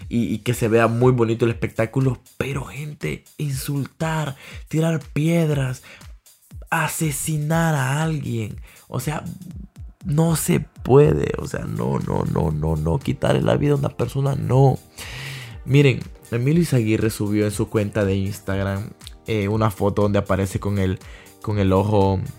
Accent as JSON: {"language": "Spanish", "country": "Honduras", "said": "Todos somos hondureños, no importa el equipo"}